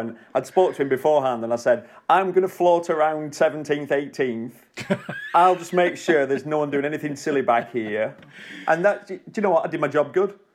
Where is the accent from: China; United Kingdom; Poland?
United Kingdom; As a British, as a young British rider